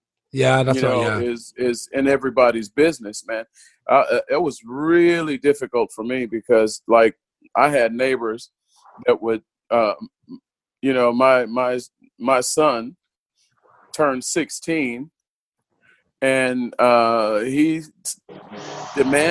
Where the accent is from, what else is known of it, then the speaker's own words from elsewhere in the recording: United States; now in Germany; I'm an American